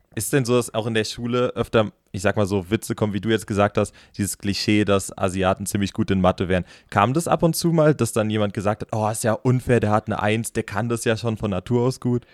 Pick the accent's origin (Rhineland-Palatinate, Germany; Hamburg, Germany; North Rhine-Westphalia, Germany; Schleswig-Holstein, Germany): Rhineland-Palatinate, Germany; ich komme halb aus Rheinland-Pfalz und halb aus dem Saarland. Also meine Mutter ist im Saarland geboren